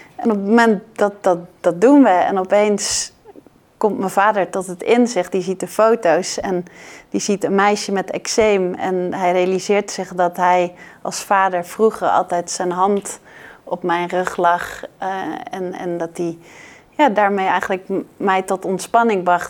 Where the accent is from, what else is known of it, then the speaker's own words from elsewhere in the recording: Netherlands; wij als Nederlanders